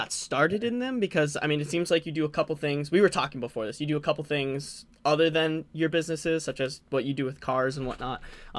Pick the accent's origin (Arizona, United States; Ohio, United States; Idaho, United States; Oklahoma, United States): Arizona, United States; you're in my home state, Arizona.